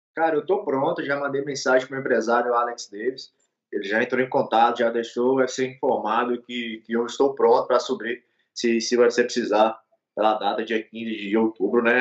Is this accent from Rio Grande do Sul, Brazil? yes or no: no; Montes Claros, Minas Gerais, Brazil; Eu sou mineiro, nascido aqui na cidade de Montes Claros.